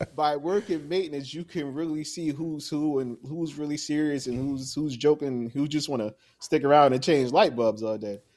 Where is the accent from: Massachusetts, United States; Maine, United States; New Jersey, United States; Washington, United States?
New Jersey, United States; moved away as an adult; now in Florida, United States; I'm actually from New Jersey. Okay. Yeah born and raised in Jersey